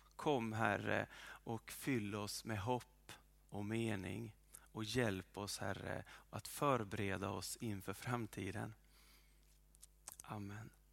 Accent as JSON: {"language": "Swedish", "area": "well north of Umeå", "region": "Norrland", "country": "Sweden", "moved": "yes", "said": "där jag kommer ifrån, eller en bra bit ovanför Umeå"}